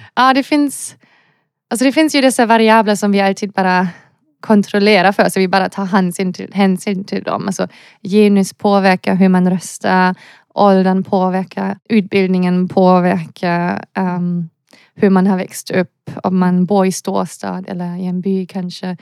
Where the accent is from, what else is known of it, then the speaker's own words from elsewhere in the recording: Germany; Swedish is a second language; moved away as an adult; also born or lived in Lund, Sweden; now in Gothenburg, Sweden; Jag som en tysk person eller europeisk person